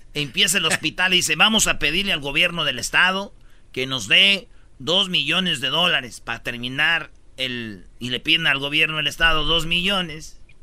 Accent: Jiquilpan, Michoacán, Mexico; el señor Lázaro Cárdenas nació en mi pueblo, Jiquilpan, Michoacán

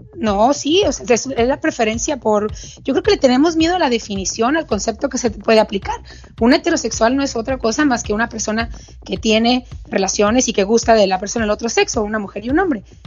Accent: Mexico; en mi país

